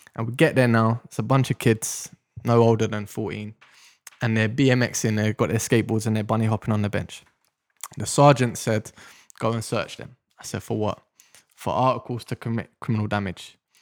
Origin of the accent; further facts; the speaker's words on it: London, United Kingdom; I grew up in Deptford in South London